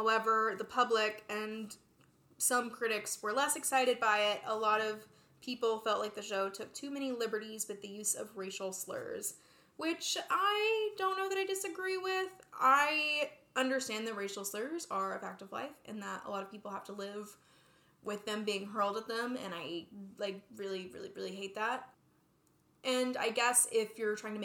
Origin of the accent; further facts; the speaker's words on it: the South, United States; As a person from the South, there was a single Jewish family in my hometown